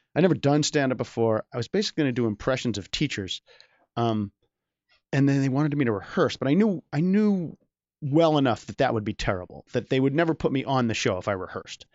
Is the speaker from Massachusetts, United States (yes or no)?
yes; Boston, Massachusetts, United States; also born or lived in Chapel Hill, North Carolina; moved to Boston when I was seven